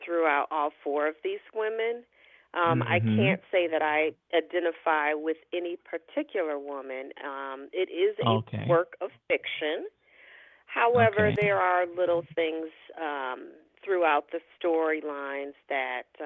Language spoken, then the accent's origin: English; New York, United States; also born or lived in Michigan; I am originally from Michigan, but grew up in New York, and spent many years there, went to college there